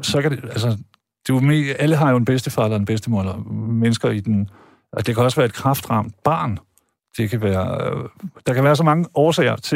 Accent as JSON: {"language": "Danish", "region": "Jutland", "country": "Denmark", "lives_now": "Zealand, Denmark", "said": "jeg er jo jyde rigtigt, men så er jeg kommet herover og blevet affekteret og altså, taler sjællandsk"}